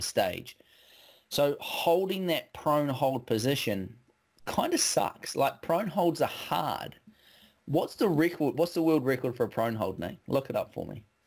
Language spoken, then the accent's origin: English; West Coast, New Zealand; I grew up on the West Coast, so we're kind of born with a rain jacket